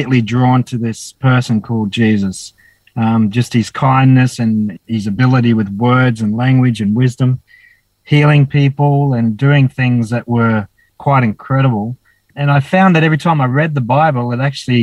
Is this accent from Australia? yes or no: yes; Dapto, New South Wales, Australia; also born or lived in Wollongong; now in Cooktown, Australia; I was born in Wollongong Hospital and grew up in a little town called Dapto near Wollongong